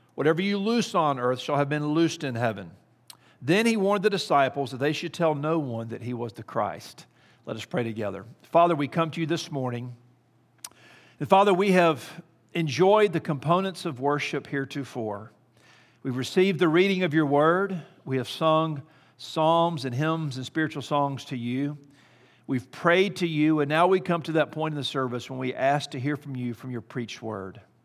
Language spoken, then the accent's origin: English; Kansas City, Missouri, United States; I'm from Kansas City, Missouri